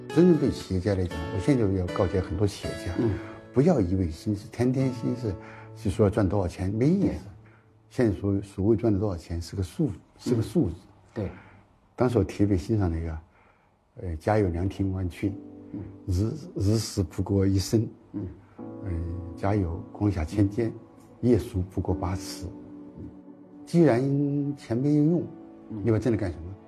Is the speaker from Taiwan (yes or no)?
no; China; 我们中国人